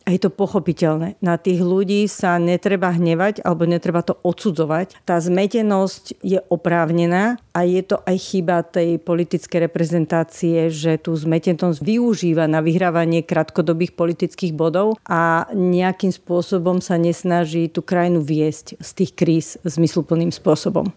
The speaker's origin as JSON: {"language": "Slovak", "country": "Slovakia", "said": "sme ako Slováci"}